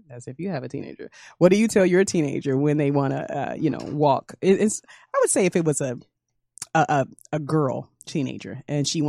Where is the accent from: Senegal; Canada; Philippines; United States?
United States; Detroit, Michigan; I was living in Detroit, growing up in Detroit